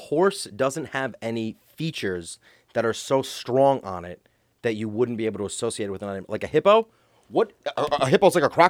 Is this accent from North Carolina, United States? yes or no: no; Rhode Island, United States; I'm from Rhode Island. I'm from New England.